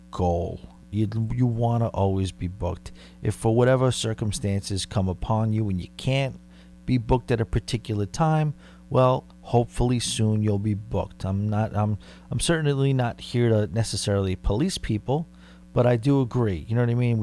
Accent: Rockville Centre, New York, United States; I go from my hometown to Long Beach on a car ride

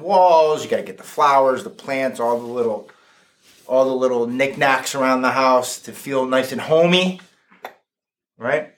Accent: Fairfield, United States; I grew up in Fairfield, went through Fairfield schools

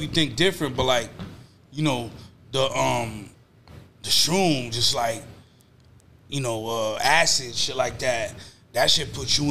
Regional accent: Lynn, Massachusetts, United States; growing up in Lynn

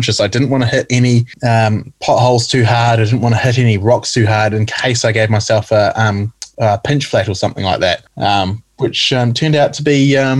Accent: North Island, New Zealand; someone like me who's born and bred in the North Island

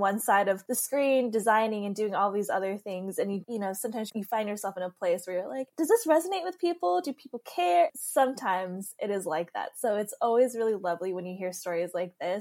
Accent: Northern California, United States; moved away as an adult; also born or lived in Los Angeles, United States / New York, United States; I'm from Northern California, but I moved down to Southern California for school, and I lived in LA.

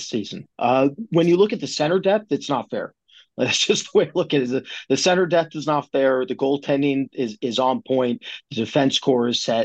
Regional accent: Canada; I'm Canadian

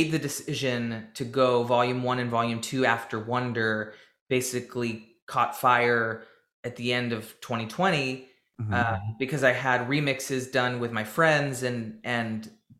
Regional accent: Nashville, Tennessee, United States; growing up in Nashville, you know, all I knew, and this town is still a very label-driven town

